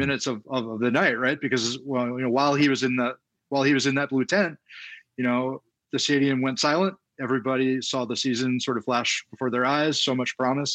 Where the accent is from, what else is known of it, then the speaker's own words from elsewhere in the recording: Baltimore, Maryland, United States; I grew up in Baltimore, so I grew up as a baseball fan